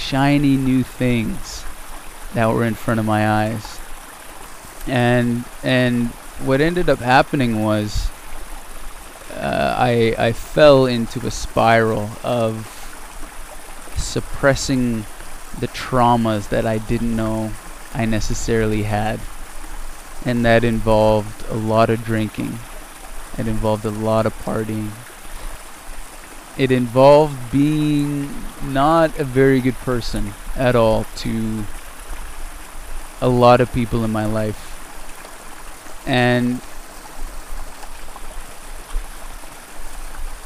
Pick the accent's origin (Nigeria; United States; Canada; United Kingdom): Canada; Tsleil-Waututh Nation, British Columbia; also born or lived in Williams Lake, British Columbia / Vancouver, British Columbia; I was very fortunate in growing up in the Tsleil-Waututh Nation